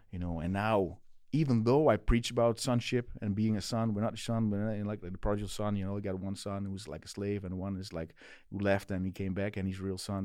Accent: Netherlands; English is a second language; back home in Holland

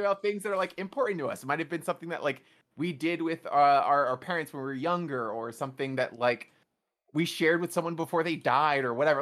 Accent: New York City, New York, United States; I grew up in New York City

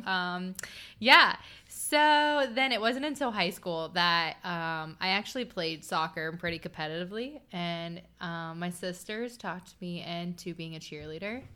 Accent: Chillicothe, Ohio, United States; I grew up in Southern Ohio, um, around the Chillicothe area

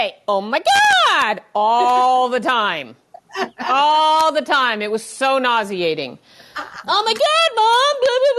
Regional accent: Los Angeles, California, United States; I was raised in Southern California and in the Valley, mm-hmm. in North Hollywood and Van Nuys. But I was raised by somebody who was raised in the East Coast.

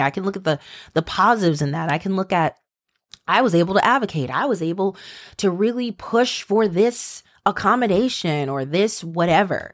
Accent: Maryland, United States; you guys know I'm from Maryland

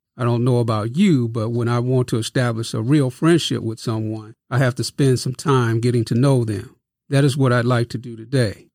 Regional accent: Kirkwood, Missouri, United States; also born or lived in Festus, Missouri / Crystal City, Missouri; born in Kirkwood, 30 miles away from Festus and Crystal City

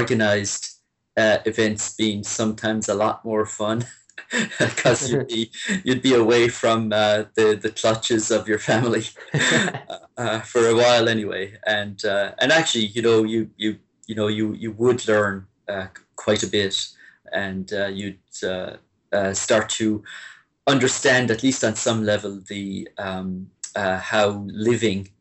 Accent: Limerick, Munster, Ireland; moved away as an adult; now in Portland, United States; I'm from Limerick City, and so I grew up there and went to school there up until the Leaving Cert.

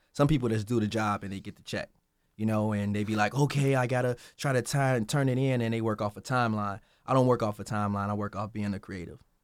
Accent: Chicago, Illinois, United States; I'm from Chicago, so I was in Chicago, in the basement, trying to make it.

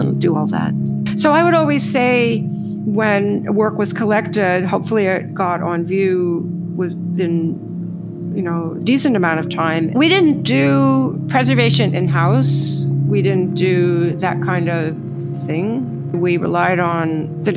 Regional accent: New York, United States; I'm from New York

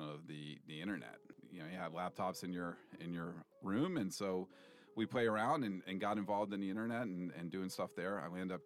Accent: East Coast, United States; moved away as an adult; also born or lived in San Francisco; I grew up on the East Coast, went to school on the East Coast

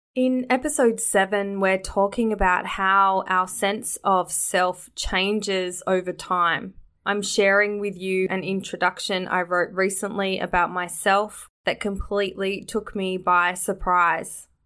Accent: Australia; Growing up in Australia

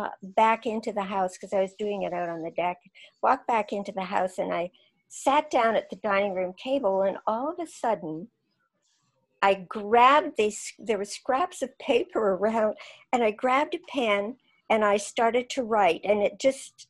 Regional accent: Saskatchewan, Canada; moved away; I came from Saskatchewan

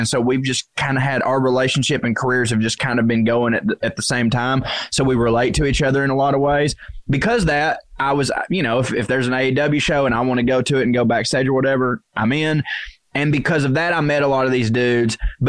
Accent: Tennessee, United States; I grew up in East Tennessee, all right? Those are where my people are, God damn it.

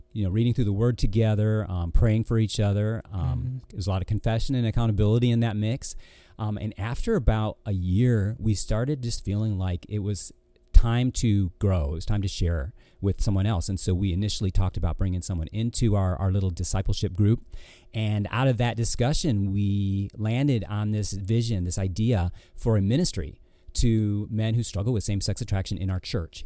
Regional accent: Ortonville, Michigan, United States; also born or lived in Florida / California / Georgia; now in Virginia, United States; I grew up in a small town called Ortonville

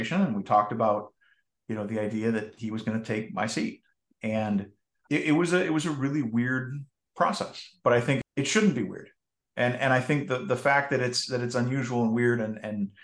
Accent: just outside of Minneapolis, Minnesota, United States; I grew up in Minnesota, just outside of Minneapolis

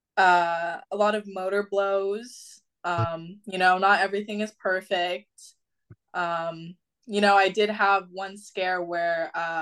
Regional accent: Los Angeles, California, United States; I am from West Hills, California, and I am a junior at Sierra Canyon High School

